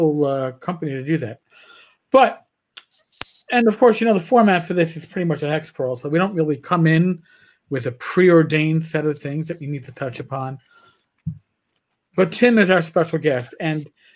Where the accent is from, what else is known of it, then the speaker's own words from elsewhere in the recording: New York, United States; I grew up in New York